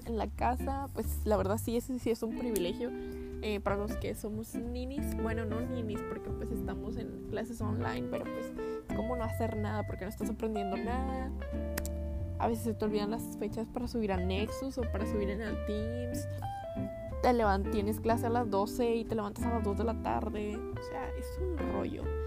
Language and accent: Spanish; northern Mexico, Mexico; siendo norteños